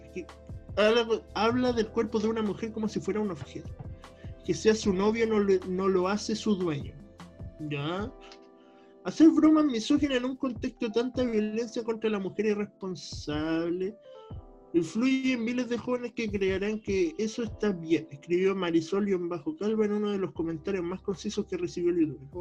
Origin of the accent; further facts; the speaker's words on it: Concepción, Biobío, Chile; somos de Concepción.